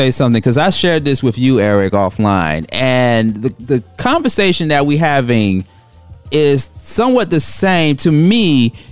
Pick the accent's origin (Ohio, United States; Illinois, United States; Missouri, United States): Illinois, United States; Chicago; I'm from Chicago from you.